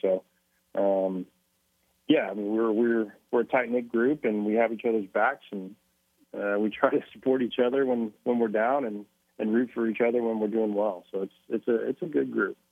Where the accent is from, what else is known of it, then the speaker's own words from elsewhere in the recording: Mustang, Oklahoma, United States; moved away; also born or lived in Minnesota; growing up in Mustang, I'm sure it's it's it's similar all over Oklahoma